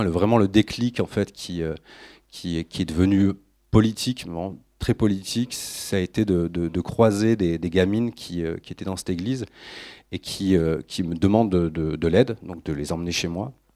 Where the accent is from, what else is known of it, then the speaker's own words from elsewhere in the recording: France; je suis français